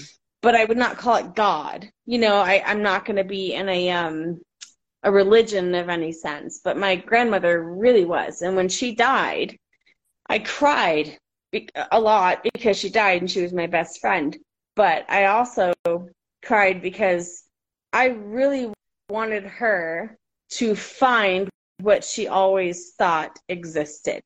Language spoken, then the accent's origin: English; Florida, United States; moved away; I live in the desert. I grew up in Florida too